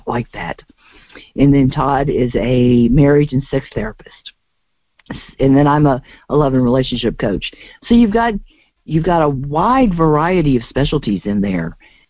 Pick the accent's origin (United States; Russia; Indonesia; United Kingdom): United Kingdom; It's all right. I like being British. It's more fun.